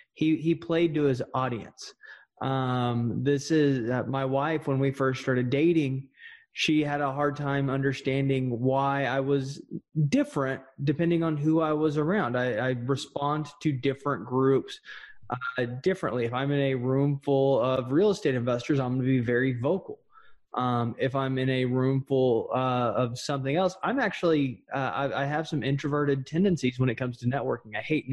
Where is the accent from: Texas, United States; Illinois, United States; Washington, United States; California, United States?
Texas, United States; accent: Texas drawl; I naturally have a very thick, Texas drawl. I've learned how to reduce that so I don't sound like an idiot.